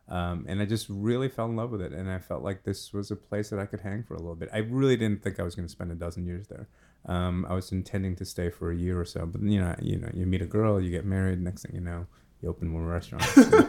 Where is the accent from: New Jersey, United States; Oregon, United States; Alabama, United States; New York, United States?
New York, United States; New York City; moved away as an adult; now in Kentucky, United States; I grew up in Brooklyn.